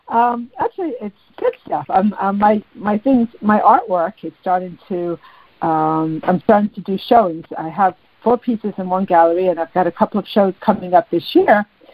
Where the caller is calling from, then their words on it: New York, United States; from New York.